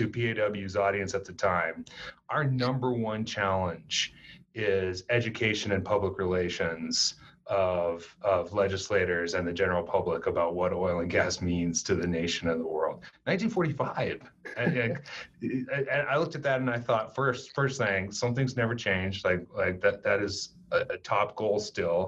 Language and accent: English; Casper, Wyoming, United States; moved away as an adult; also born or lived in Minnesota / Washington, D.C.; I grew up in Casper, went to Natrona County High School